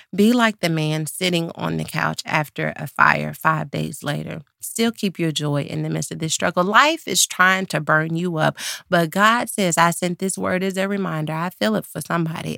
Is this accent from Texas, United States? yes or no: yes; Dallas, Texas, United States; I'm from Dallas